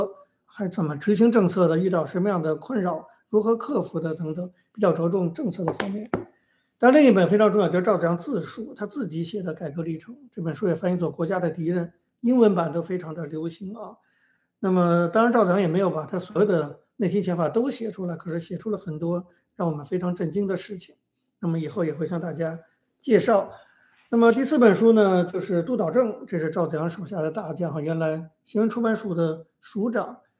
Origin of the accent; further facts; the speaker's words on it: China; 我们作为中国人